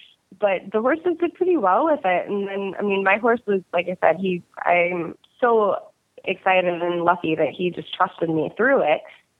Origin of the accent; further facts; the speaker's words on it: Texas, United States; also born or lived in South Florida; And I'm from South Texas and South Florida, so I don't do cold very often.